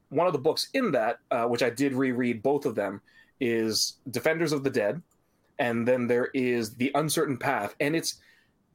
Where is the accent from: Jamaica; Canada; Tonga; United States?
Canada; as a Canadian